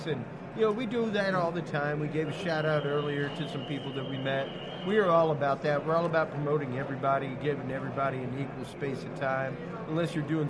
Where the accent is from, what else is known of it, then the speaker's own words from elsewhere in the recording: Houston, Texas, United States; Oh, God. I'm from Texas, man.